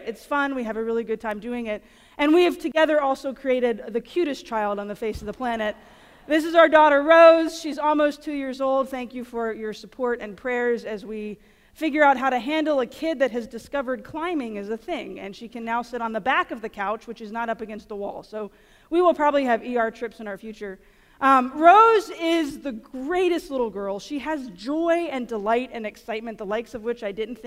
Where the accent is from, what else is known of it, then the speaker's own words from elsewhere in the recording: near the town of Iowa, Louisiana, United States; We have a little tiny town about 45 minutes, not even 45, it's like 20 minutes from my hometown called Iowa